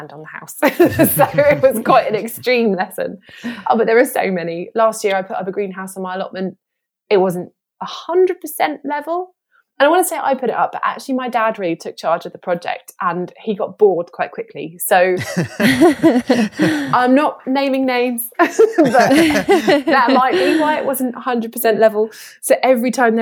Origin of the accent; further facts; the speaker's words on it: Kent coast, South East England, United Kingdom; moved away; also born or lived in Devon; I grew up on the Kent coast